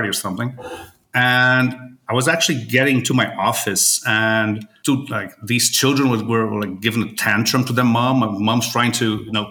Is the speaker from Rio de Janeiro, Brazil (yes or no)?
yes; Rio de Janeiro, Brazil; also born or lived in Weston, Florida, United States; Born and raised in Brazil. Yeah. I'm from Rio.